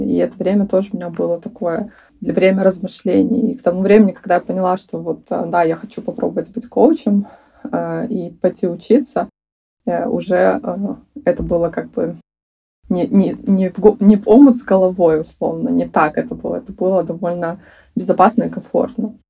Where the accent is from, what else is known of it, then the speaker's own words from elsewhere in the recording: Belarus; moved away as an adult; now in Sweden; в моей стране, я из Беларуси